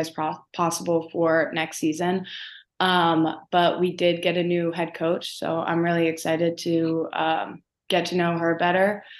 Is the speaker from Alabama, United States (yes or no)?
no; Baltimore, Maryland, United States; also born or lived in Owings Mills, Maryland; originally I grew up in Baltimore, like closer to the city.